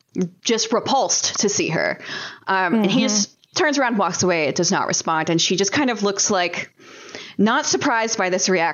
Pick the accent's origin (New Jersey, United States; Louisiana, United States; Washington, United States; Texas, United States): Louisiana, United States; near Slidell; Slidell, Louisiana, which is actually very close to my hometown.